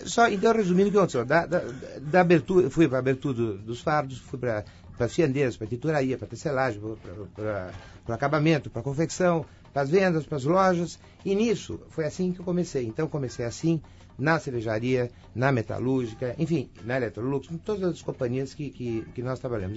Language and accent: Portuguese; Brazil; eu sou brasileiro